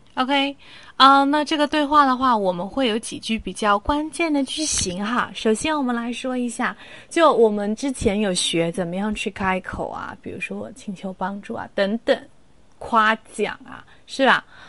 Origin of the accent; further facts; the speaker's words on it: Ningbo, Zhejiang, China; 我的家乡是宁波